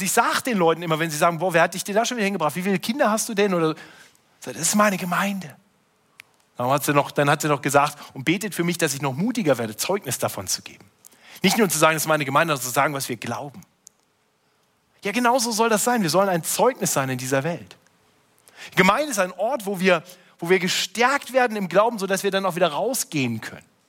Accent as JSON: {"language": "German", "country": "Germany", "said": "als Deutsche"}